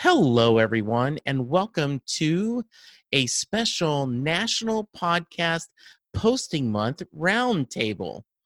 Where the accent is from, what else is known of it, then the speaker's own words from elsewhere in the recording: Dallas, Texas, United States; I'm from Dallas, Texas.